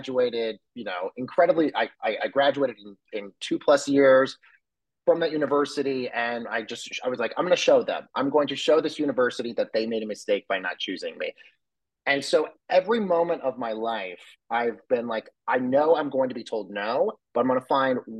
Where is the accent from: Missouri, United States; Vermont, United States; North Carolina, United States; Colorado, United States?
Colorado, United States; growing up in Colorado with a family that has no connections to the entertainment industry